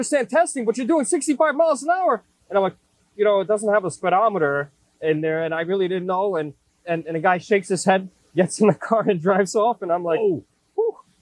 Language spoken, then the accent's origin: English; New York City, New York, United States; I grew up in Brooklyn